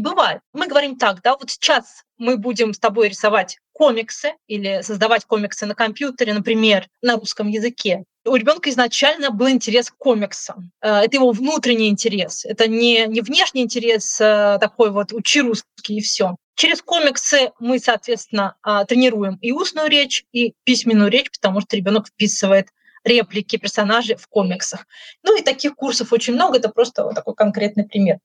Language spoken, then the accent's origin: Russian; Russia; now in Úbeda, Spain; Я ей сказала, что я из России